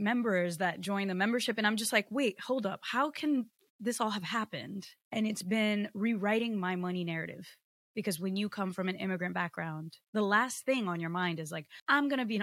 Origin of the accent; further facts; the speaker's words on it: Connecticut, United States; English is a second language; also born or lived in Rio de Janeiro, Brazil; I was born in Rio in Brazil, and I should not be speaking English right now because I was not programmed to, and like no one in my family was American. But when I was 5 years old, my mom moved my two siblings and I to Connecticut